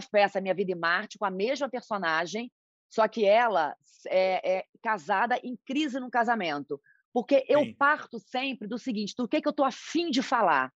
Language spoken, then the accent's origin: Portuguese; Macaé, Rio de Janeiro, Brazil; moved away as an adult; now in São Paulo, Brazil; eu nasci em Macaé, interior do Rio